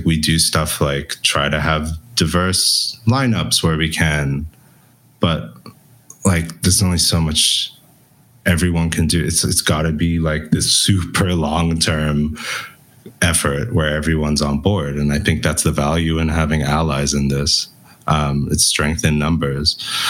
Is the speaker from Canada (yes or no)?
no; Belgium; accent: international; we grew up in Belgium, hence my weird international accent.